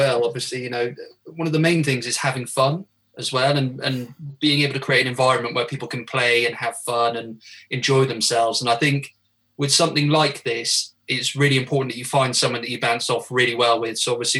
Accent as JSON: {"language": "English", "region": "Wales", "country": "United Kingdom", "said": "because I know I don't sound it at all, but I am actually Welsh."}